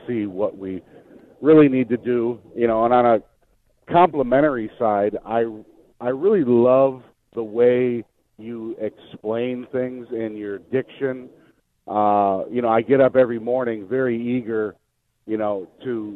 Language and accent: English; Elgin, Illinois, United States; also born or lived in Oak Park, Illinois; now in Bristol, United States; growing up in Elgin and Oak Park